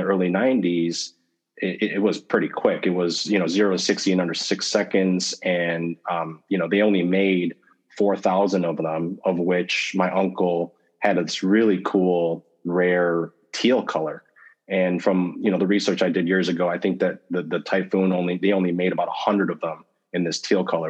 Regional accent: Detroit, Michigan, United States; I grew up growing up in the Metro Detroit, Michigan area.

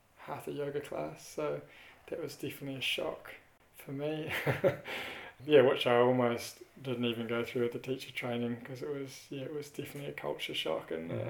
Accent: New Zealand; I grew up in New Zealand. Pretty classic Kiwi house

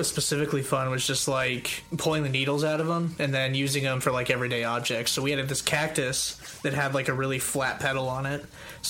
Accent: Arizona, United States; I grew up in Arizona

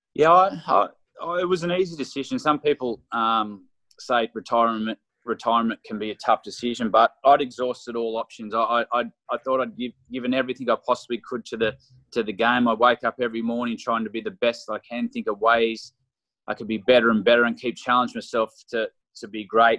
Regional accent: Australia; as an Australian cricketer, a Test cricketer

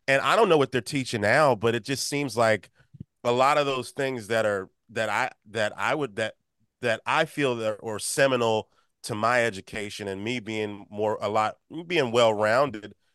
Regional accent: Maryland D.C. area, United States; growing up in the Maryland D.C. area

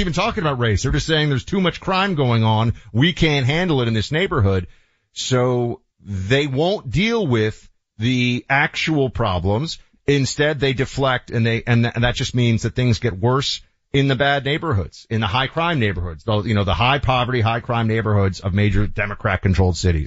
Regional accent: New York, United States; I grew up in New York and I loved it

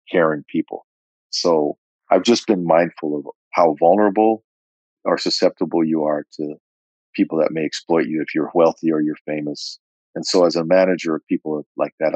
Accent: California, United States; here I am from California

